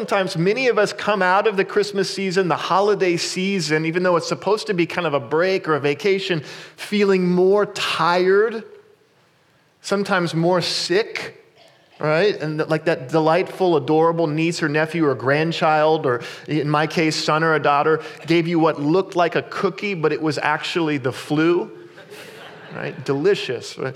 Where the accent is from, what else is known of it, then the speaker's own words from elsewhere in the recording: Kansas, United States; I grew up in Kansas